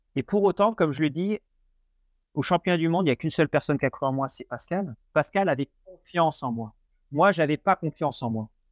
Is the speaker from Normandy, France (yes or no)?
yes; Normandy, France; now in Nantes, France; je suis originaire de Normandie